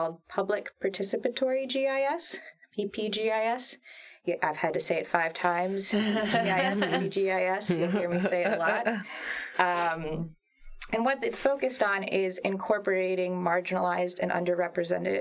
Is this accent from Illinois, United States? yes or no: no; Lansing, Michigan, United States; also born or lived in Charlotte, Michigan / France / Brattleboro, Vermont; I'm originally from Lansing. I grew up around here, but I ended up graduating from Charlotte and Eaton County